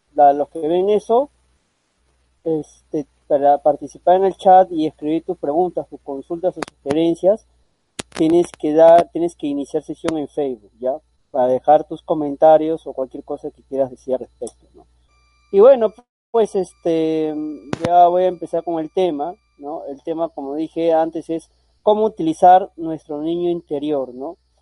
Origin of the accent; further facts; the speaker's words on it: Peru; yo soy peruano